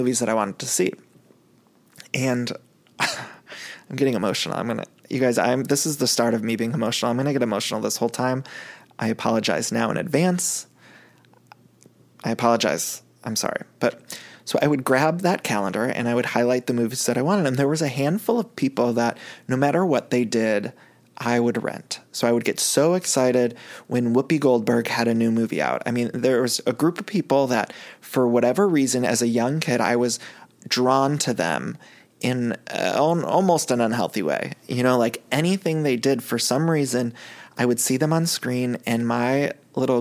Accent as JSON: {"language": "English", "region": "Ohio", "country": "United States", "tie": "born or raised there", "said": "growing up in Ohio"}